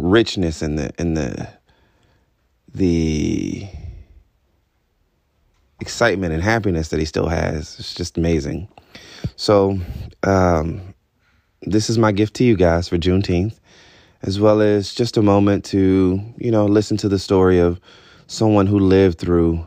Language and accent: English; Albany, Georgia, United States; I was born in Albany, Georgia